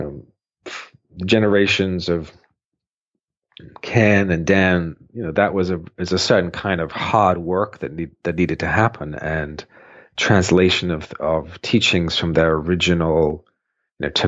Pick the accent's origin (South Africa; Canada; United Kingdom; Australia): United Kingdom; moved away as an adult; also born or lived in Boulder, Colorado; as a Brit getting out of the UK